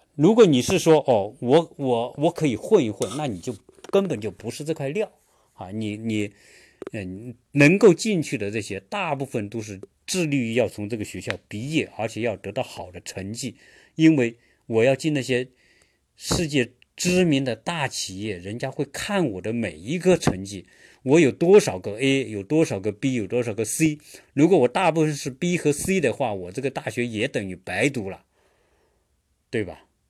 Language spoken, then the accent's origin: Chinese; China; now in United States; 我们中国人